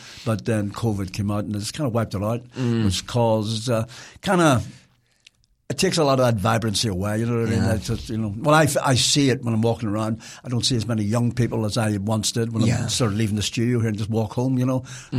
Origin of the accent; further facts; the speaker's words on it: Belfast, Northern Ireland, United Kingdom; now in Manawatu, New Zealand; Belfast is because it's my hometown